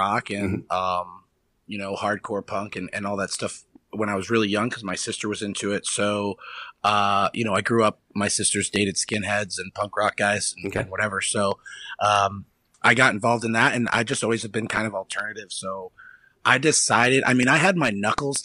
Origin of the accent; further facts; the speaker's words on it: New Hampshire, United States; moved away as an adult; now in Ohio, United States; I grew up in New Hampshire my whole life